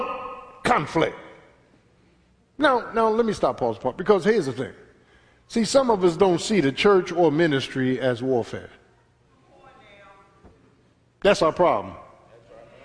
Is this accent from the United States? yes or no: yes; Philadelphia, Pennsylvania, United States; Growing up in South Philly, the hood, in the 60s